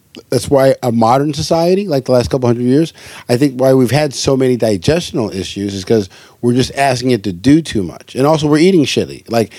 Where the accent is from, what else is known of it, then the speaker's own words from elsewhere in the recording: Hawaii, United States; because growing up in Hawaii, fish wasn't it was like a staple.